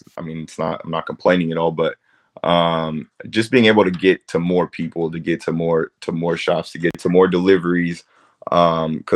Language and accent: English; Bakersfield, California, United States; we are from Bakersfield